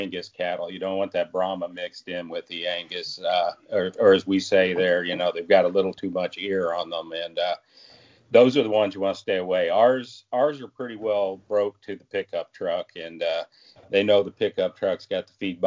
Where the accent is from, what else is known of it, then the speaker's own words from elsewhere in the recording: Muskogee, Oklahoma, United States; My wife and I grew up in Muskogee, Oklahoma, and just outside of Tulsa